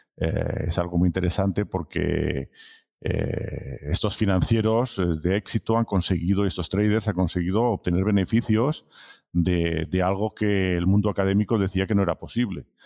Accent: Barcelona, Catalonia, Spain; moved away as an adult; also born or lived in France; soy originario de Barcelona, pero he estado trabajando siempre en el extranjero

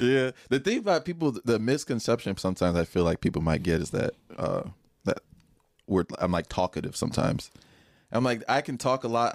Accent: Nigeria; moved away; I grew up in Nigeria. I came here

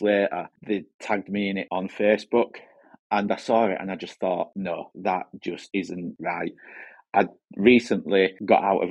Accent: Halifax, Yorkshire and the Humber, United Kingdom; I'm from Halifax in West Yorkshire

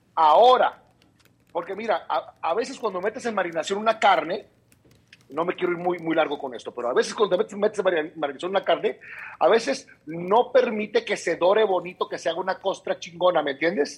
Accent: Mexicali, Baja California, Mexico; somos, acuérdate acá, los de Mexicali

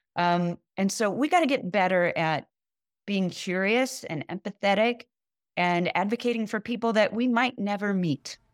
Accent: Kansas City, United States; in Kansas City, my hometown

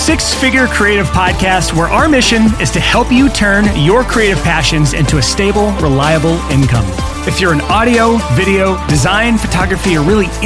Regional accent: Alabama, United States; I'm from Alabama.

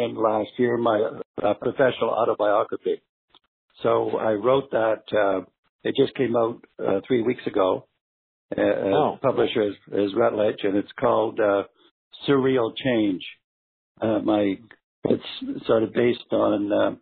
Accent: Toronto, Ontario, Canada; So we grew up here in Toronto. I'm still based here.

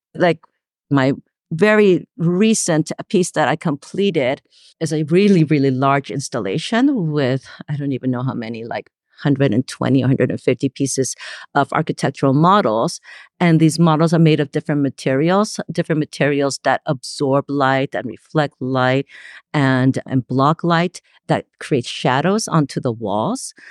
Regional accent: Los Angeles, California, United States; also born or lived in Gwangju, South Korea; I was born in Gwangju, South Korea, and I was eight when my family immigrated to Los Angeles. Uh, this is the late seventies, so I grew up in L A.

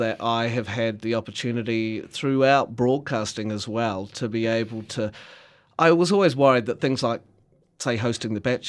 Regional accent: Gore, Southland, New Zealand; And I'm like, here I am on stage in front of my hometown with thousands of people watching over a weekend, and they all love seeing me, and they're very proud.

